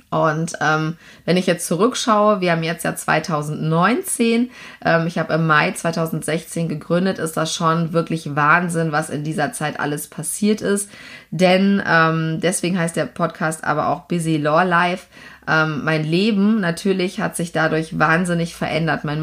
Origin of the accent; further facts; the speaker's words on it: Lower Saxony, Germany; Ich komme aus Niedersachsen von einem Bauernhof und bin also als, äh, ja, äh, wie soll ich sagen, Land, Landwirtskind ähm, aufgewachsen bei uns.